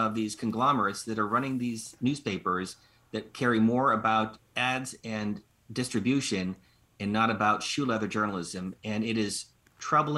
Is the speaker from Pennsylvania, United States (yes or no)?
yes; Erie, Pennsylvania, United States; moved away as an adult; my hometown of Erie, Pennsylvania